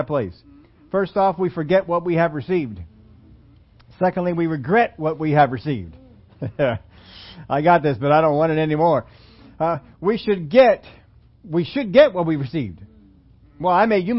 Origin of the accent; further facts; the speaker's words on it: Pennsylvania, United States; I'm from Pennsylvania